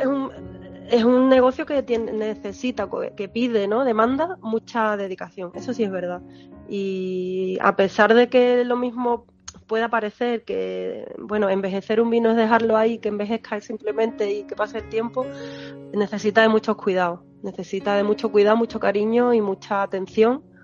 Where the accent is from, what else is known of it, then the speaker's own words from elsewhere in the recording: Moguer, Andalusia, Spain; moved away as an adult; also born or lived in Madrid / London / Mexico; now in Jerez de la Frontera, Spain; la zona de donde yo vengo, de Huelva a Moguer